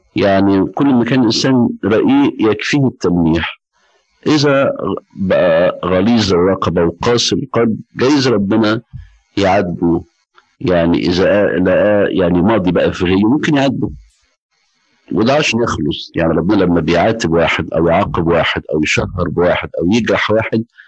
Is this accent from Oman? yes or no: no; Egypt; عندنا في مصر